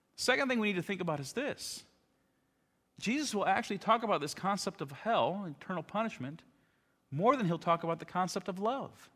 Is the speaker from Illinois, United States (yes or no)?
yes; Chicago, Illinois, United States; moved away as an adult; also born or lived in Alaska; I grew up outside of Chicago